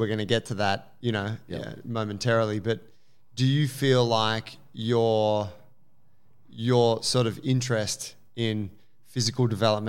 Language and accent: English; Sydney, New South Wales, Australia; Hey, I'm from Sydney. I'm a foodie too, man.